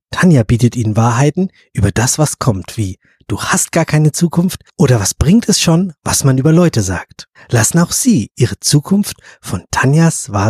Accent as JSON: {"language": "German", "town": "Graz", "region": "Styria", "country": "Austria", "accent": "Austrian", "said": "Ich komme aus Graz, also ja, Österreich liegt richtig."}